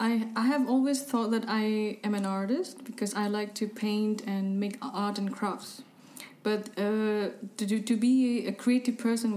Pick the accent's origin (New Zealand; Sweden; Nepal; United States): Nepal; also born or lived in Hong Kong / India; I was born in Hong Kong, and I went to India to study when I was about 7, 8. But because our hometown was in Nepal, so every summer holiday we would come to Nepal.